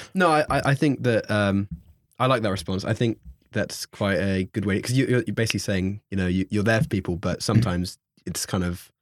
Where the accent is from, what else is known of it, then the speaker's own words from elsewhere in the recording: London, United Kingdom; moved away as an adult; now in Bath, United Kingdom; I'm from South. London.